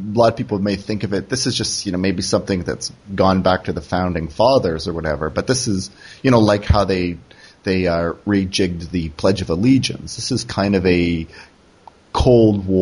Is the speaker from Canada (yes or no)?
yes; Canada; moved away; also born or lived in South Korea; I'm Canadian